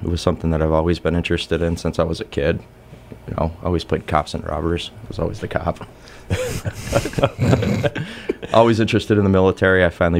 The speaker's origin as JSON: {"language": "English", "town": "Pittsfield", "region": "Massachusetts", "country": "United States", "tie": "born or raised there", "said": "I am from the city of Pittsfield, born and raised, 2000 graduate of Taconic High School"}